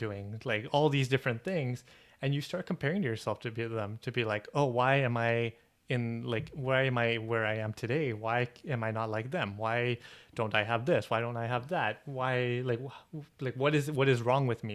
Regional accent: Toronto, Ontario, Canada; We're from Toronto.

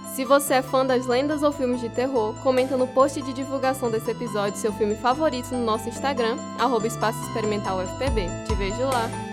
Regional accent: Pernambuco, Brazil; now in João Pessoa, Brazil; eu sou pernambucana e eu também moro aqui em João Pessoa há muito tempo

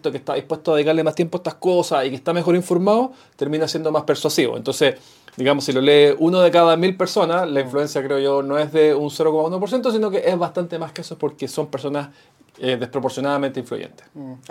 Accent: Chile

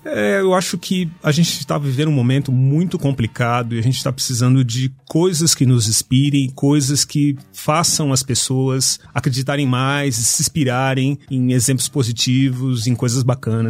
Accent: São Paulo, Brazil; Fui criado na Zona Norte de São Paulo

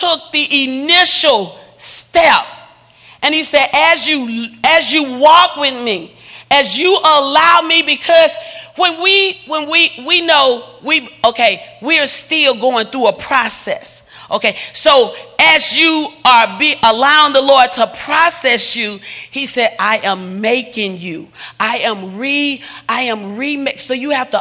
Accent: the South, United States; I'm from the South

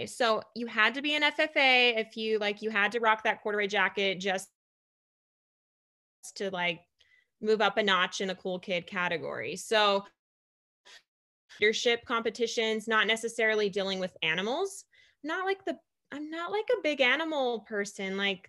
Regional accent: Madisonville, Texas, United States; I grew up in East Texas. My dad was military, so we did move on and off a lot to different military bases for a year or two here and there. But I claim East Texas, a very small town called Madisonville.

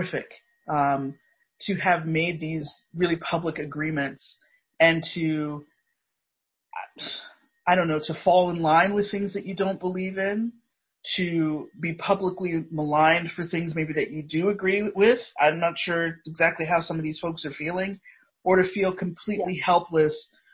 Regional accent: Indiana, United States; I'm a Midwestern Indiana suburban kid.

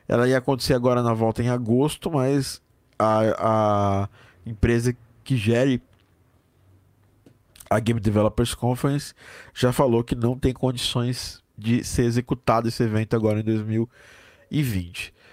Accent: Curitiba, Paraná, Brazil; Eu sou de Curitiba. Paraná, né?

